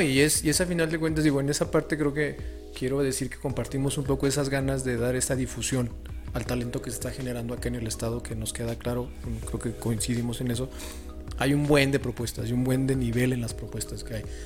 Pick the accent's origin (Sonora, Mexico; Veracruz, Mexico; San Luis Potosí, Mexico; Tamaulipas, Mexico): San Luis Potosí, Mexico; soy de San Luis